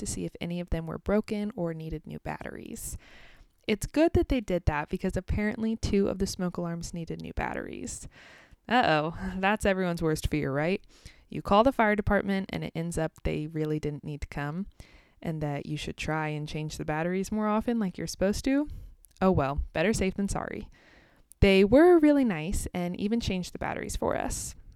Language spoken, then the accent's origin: English; United States; also born or lived in Kansas